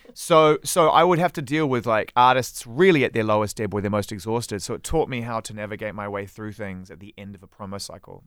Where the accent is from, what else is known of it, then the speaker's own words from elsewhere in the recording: New Zealand; moved away as an adult; also born or lived in United Kingdom; I was from New Zealand